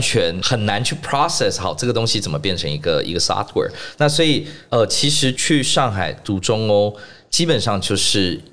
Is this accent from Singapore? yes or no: yes; Singapore; moved away as an adult; also born or lived in Shanghai; now in Taiwan; 那我是在新加坡出生长大的台湾人